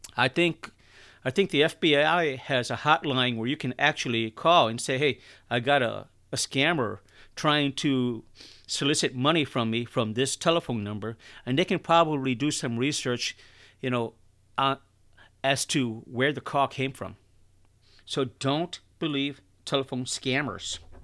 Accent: Chicago, Illinois, United States; I'm from Chicago

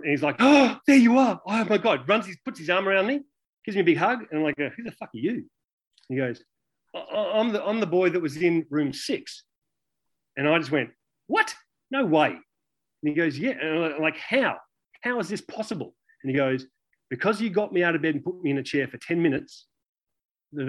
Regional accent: Australia; born or raised there; moved away

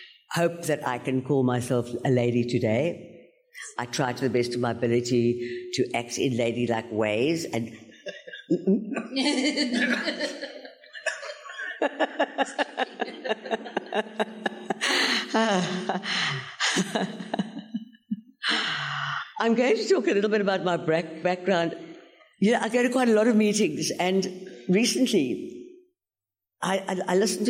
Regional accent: George, Western Cape, South Africa; I come from George on the garden route

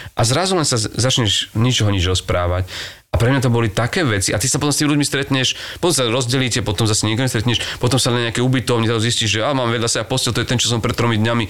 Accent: Čaňa, Košice Region, Slovakia; ja som vyrastal v Čani, čo je dedina na juhu pod Košicami

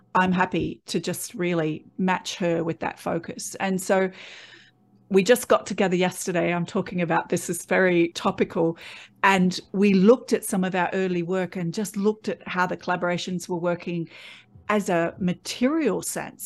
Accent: Australia; born or raised there

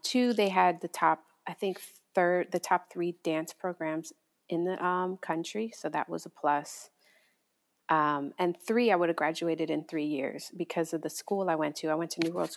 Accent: Hialeah, Florida, United States; also born or lived in Atlanta; I grew up in a Cuban neighborhood called Hialeah

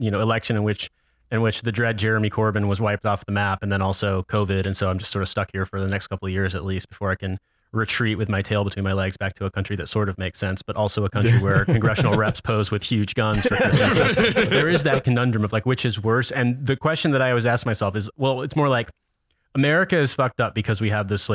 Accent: Indiana, United States; now in London, United Kingdom; I'm from Indiana

